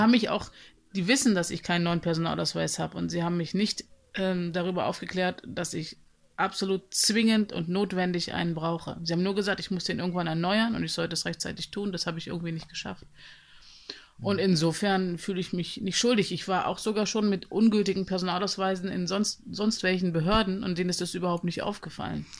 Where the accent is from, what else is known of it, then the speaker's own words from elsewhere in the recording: Germany; womit ich mich identifizierte als Deutsche